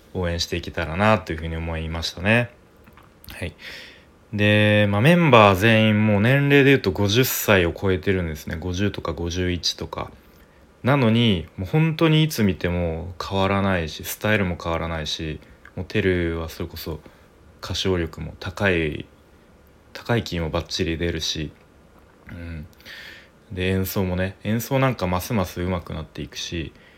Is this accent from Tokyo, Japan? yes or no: yes; Tokyo, Japan; moved away; 僕東京出身なんですけれども